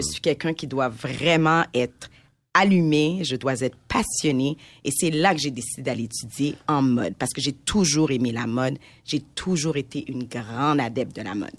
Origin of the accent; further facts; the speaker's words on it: Montreal, Quebec, Canada; je suis née à Montréal de parents immigrants de première génération qui viennent d'Haïti.